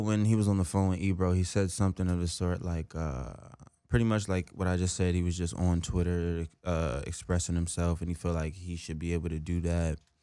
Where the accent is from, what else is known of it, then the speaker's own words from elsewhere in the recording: New Jersey, United States; moved away; also born or lived in Willingboro; I'm right across the bridge in Jersey